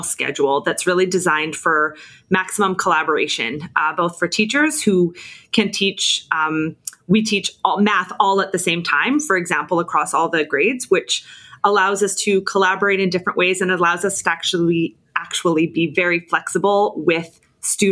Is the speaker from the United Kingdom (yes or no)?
no; Nanaimo, British Columbia, Canada; I was born here